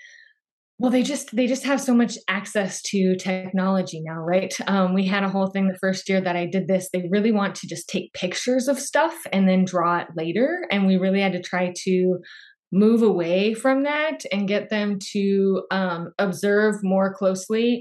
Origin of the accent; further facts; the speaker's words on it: Phoenix, Arizona, United States; I'm from Phoenix, Arizona